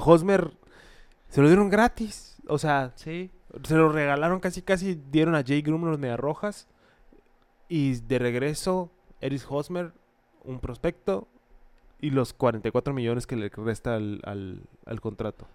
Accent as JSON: {"language": "Spanish", "town": "Hermosillo", "region": "Sonora", "country": "Mexico", "said": "Soy de Hermosillo"}